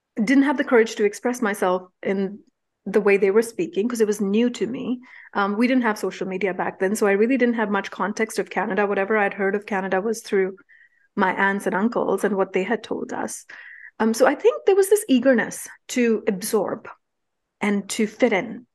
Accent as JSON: {"language": "English", "country": "India", "tie": "born or raised there", "moved": "yes", "said": "Growing up in India, we didn't have a choice but to become street smart"}